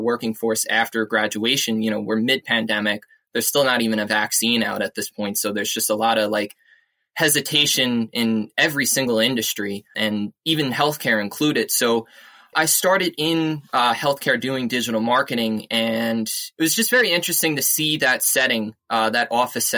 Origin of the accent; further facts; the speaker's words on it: East Islip, New York, United States; also born or lived in Queens, New York; I grew up on South Shore, Long Island, in a little town called East Islip